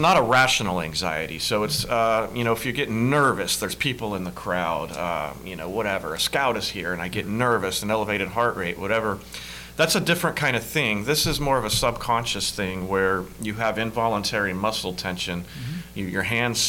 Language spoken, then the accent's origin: English; Hendersonville, Tennessee, United States; I grew up in Hendersonville, just north of Nashville